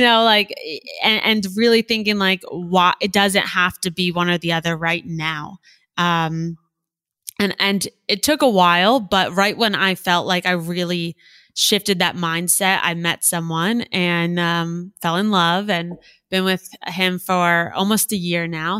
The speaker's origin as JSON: {"language": "English", "region": "South Florida", "country": "United States", "tie": "born or raised there", "also_born_or_lived": "Gainesville, Florida / New York City / Boca Raton, Florida", "said": "I grew up in South Florida"}